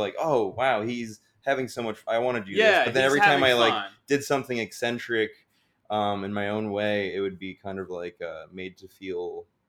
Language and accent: English; New York, United States; also born or lived in Florida; Born and raised in New York